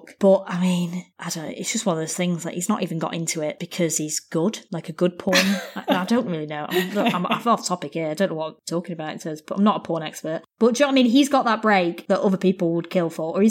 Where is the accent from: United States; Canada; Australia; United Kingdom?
United Kingdom; as a British person